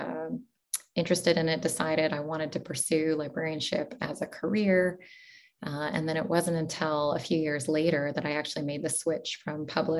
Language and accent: English; Portland, Oregon, United States; moved away as an adult; also born or lived in United Arab Emirates / Doha, Qatar / Pittsburgh; now in Eugene, United States; I was born and raised in Portland, Oregon.